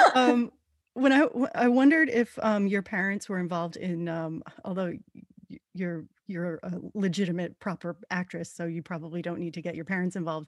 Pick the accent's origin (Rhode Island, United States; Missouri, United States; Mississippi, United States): Rhode Island, United States; now in New York, United States; I'm from Rhode Island. I've now oh. lived in New York longer than I lived in Rhode Island.